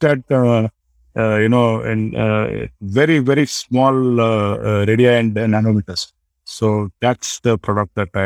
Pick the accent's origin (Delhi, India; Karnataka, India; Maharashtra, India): Karnataka, India; Belgaum; moved away; I lived in my hometown called Belgaum